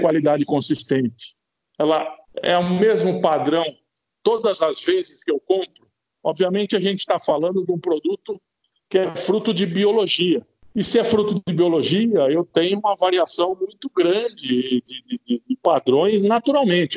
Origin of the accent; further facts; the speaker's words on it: Brazil; a gente, como brasileiro